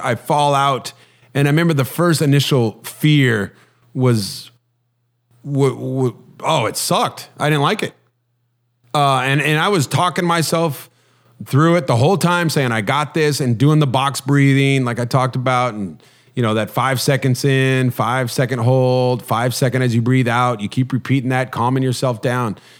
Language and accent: English; Huntington Beach, California, United States; I grew up in Huntington Beach, so I, I tried to surf a little bit